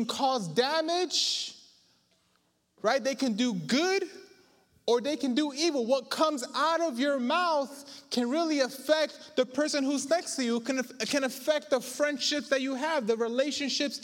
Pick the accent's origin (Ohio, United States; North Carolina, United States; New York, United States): New York, United States; all tough from New York